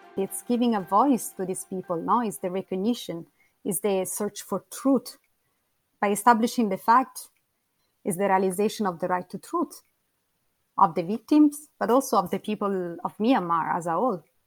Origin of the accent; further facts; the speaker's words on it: a small town south of Rome, Lazio, Italy; I come from um, a small town uh, a few kilometers south of Rome